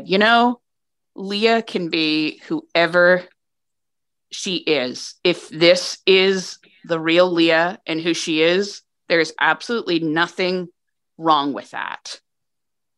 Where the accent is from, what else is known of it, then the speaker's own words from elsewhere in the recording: New Hampshire, United States; I grew up in New Hampshire